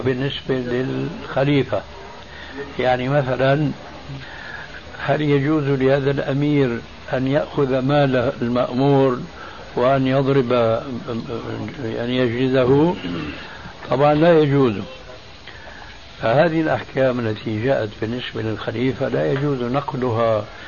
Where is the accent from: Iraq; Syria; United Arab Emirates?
Syria; Damascus, Damascus Governorate; Arabic is a second language; moved away as an adult; also born or lived in Albania; now in Jordan; هاجر بي وبعائلته كلها من ألبانيا إلى دمشق فكان ذلك سببا لتعلم اللغة العربية